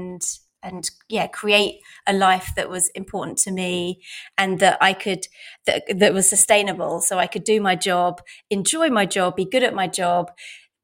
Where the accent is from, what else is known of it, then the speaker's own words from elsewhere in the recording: London, United Kingdom; I grew up in Southeast London